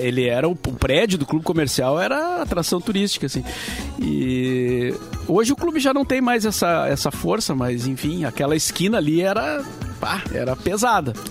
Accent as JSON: {"language": "Portuguese", "region": "Rio Grande do Sul", "country": "Brazil", "said": "se referia a nós, ao gaúcho como sulista"}